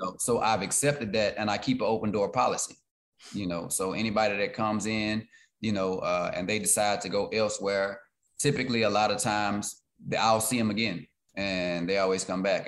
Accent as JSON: {"language": "English", "town": "Beaumont", "region": "Texas", "country": "United States", "tie": "born or raised there", "said": "Beaumont in my city"}